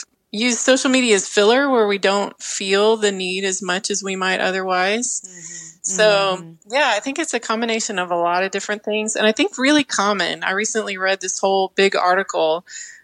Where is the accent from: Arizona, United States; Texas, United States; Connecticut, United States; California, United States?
Texas, United States; now in Arkansas, United States; I grew up in Texas, but now live in Arkansas.